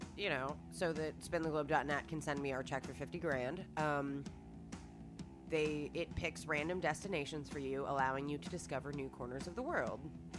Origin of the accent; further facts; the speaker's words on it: United States; I'm American.